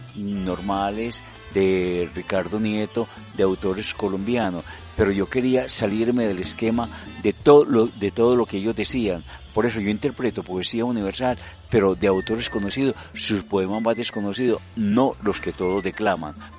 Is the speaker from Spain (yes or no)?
no; Mexico; nosotros aquí en México trabajamos hasta edad grande